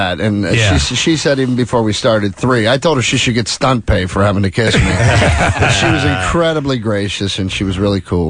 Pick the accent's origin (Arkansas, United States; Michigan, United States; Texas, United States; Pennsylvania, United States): Pennsylvania, United States; accent: Pennsylvania; moved away; You can tell Pennsylvania no matter where you're at. I'm Pittsburgh, Philly, anywhere in between. We have that accent.